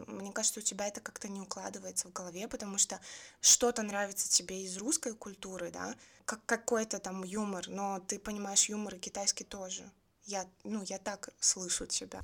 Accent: Belarus; я из Беларуси

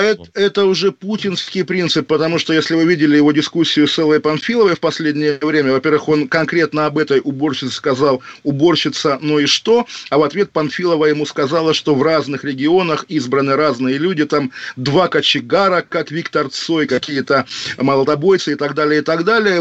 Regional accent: Kaliningrad Oblast, Russia; у меня на родине

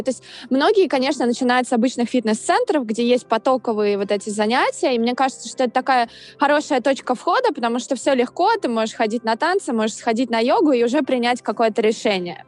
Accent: Saint Petersburg, Russia; moved away as an adult; now in New York, United States; я из Санкт-Петербурга. Я живу в Нью-Йорке с конца 2017 года

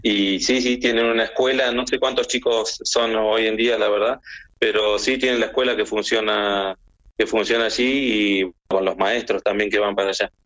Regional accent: Villa Carlos Paz, Córdoba, Argentina; moved away as an adult; also born or lived in Buenos Aires; now in Antarctica; Yo nací en Buenos Aires, pero bueno, muy chiquito me fui a vivir a, la ciudad de Villa Carlos Paz, en Córdoba, así que este, ya me considero oriundo de ahí de, Villa Carlos Paz.

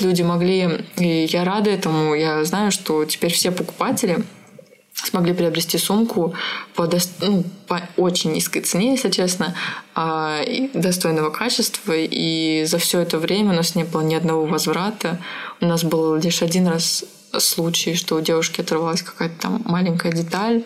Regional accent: Siberia, Russia; я родилась в Сибири

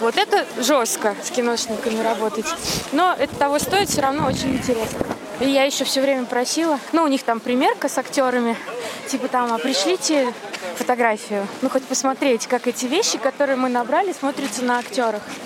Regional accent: Tolyatti, Samara Oblast, Russia; moved away as an adult; now in Saint Petersburg, Russia; я на Волге выросла

